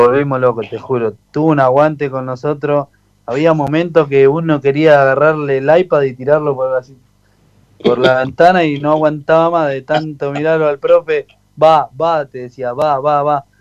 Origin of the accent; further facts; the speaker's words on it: Avellaneda, Buenos Aires Province, Argentina; yo soy de Avellaneda, eh, me crié en Villa Tranquila